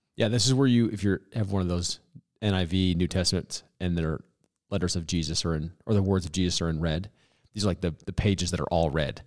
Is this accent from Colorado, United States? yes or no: yes; Boulder, Colorado, United States; I grew up in South Boulder, Boulder kid